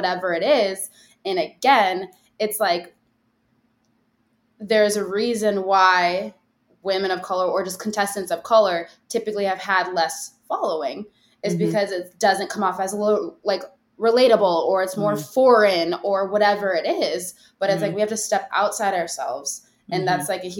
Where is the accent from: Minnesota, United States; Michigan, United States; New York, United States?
Minnesota, United States; I'm from Minnesota